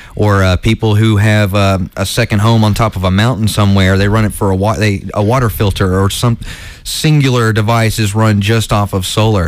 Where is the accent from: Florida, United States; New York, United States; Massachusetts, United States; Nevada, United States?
Florida, United States; Ocala; also born or lived in Atlanta, Georgia; I grew up in a, a small town in Florida called Ocala, Ocala, Florida, and um, when I moved there from Atlanta when I was 10 years old